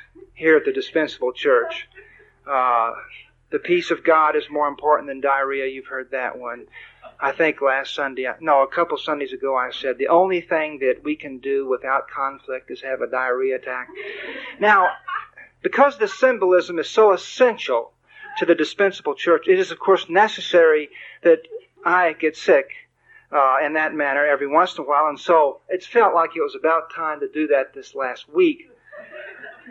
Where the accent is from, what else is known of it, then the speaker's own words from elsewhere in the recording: Texas, United States; also born or lived in Michigan; I'm from Texas